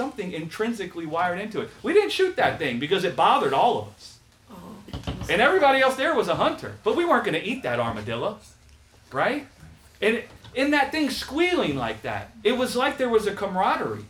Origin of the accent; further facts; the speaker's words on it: the South, United States; we grew up in the South